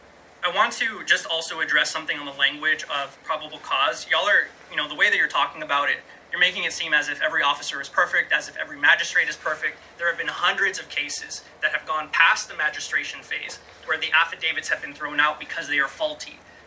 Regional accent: Rio Grande Valley, Texas, United States; I'm also from the Rio Grande Valley.

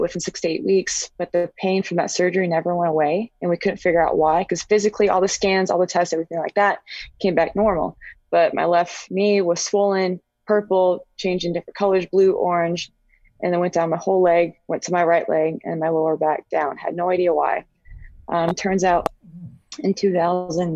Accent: New Braunfels, Texas, United States; first language Spanish; English is a second language; also born or lived in Rota, Spain; I grew up in New Braunfels, Texas, was in a small town, now not so much

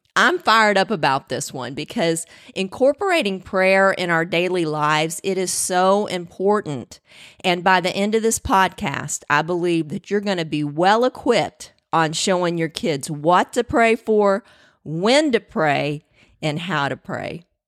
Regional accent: the South, United States; I was born in the South, so cornbread was king

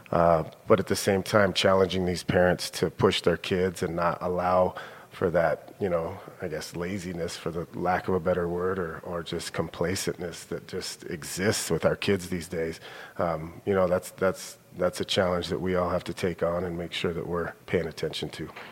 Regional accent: Billings, Montana, United States; also born or lived in Minnesota / Bozeman; I grew up here in Billings. Um, I'm a senior high kid, uh, born and raised here.

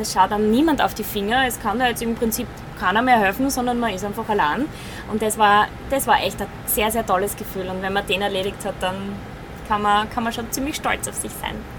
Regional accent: Fürstenfeld, Styria, Austria; Ich bin 30 Jahre geboren in Fürstenfeld in der Steiermark

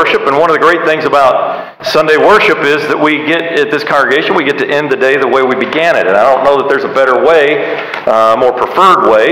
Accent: United States; I love being an American.

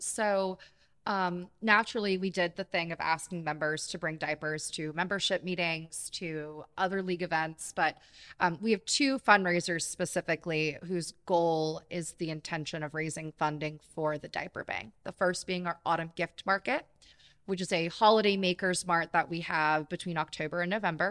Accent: Jacksonville Beach, Florida, United States; moved away as an adult; now in Ocala, United States; I'm originally from Jacksonville Beach

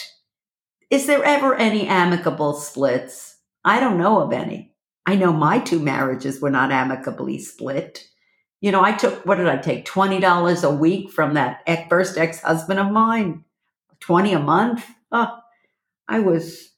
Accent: New York City, New York, United States; I am from Brooklyn

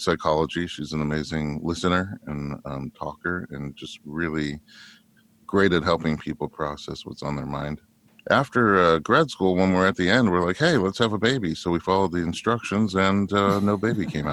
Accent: New York, United States; now in Los Angeles, United States; I grew up in New York

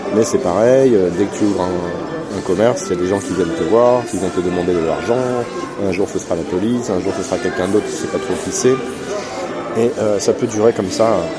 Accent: France; j'étais français

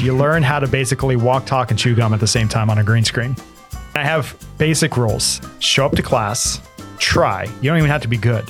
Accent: Lubbock, Texas, United States; I grew up in Lubbock, Texas for a bit.

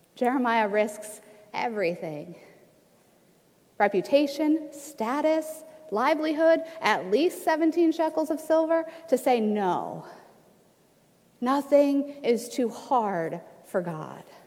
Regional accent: Ohio, United States; moved away as an adult; now in Washington, United States; This is my home state of Ohio.

